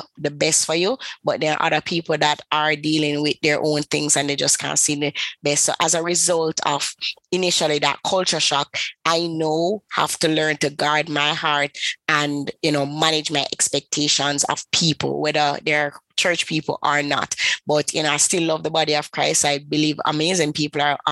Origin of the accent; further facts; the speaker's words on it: Kingston, Jamaica; I am from the beautiful island of Kingston. I'm from Jamaica.